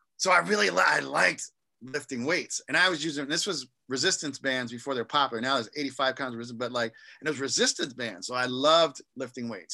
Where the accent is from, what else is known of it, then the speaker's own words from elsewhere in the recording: East Coast, United States; I'm from the East Coast